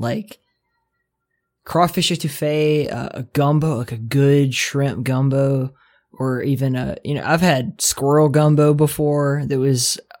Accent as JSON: {"language": "English", "region": "Gulf Coast", "country": "United States", "tie": "born there", "said": "Like, I was born in the Southeast, right? Like, on the Gulf Coast, and seafood is huge there."}